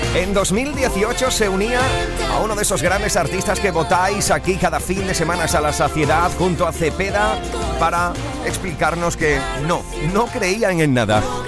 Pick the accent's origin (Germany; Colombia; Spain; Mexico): Spain; Andalusia; nuestra forma de hablar, para nuestra forma de ser, de sentir, de pensar, de hacer, de vivir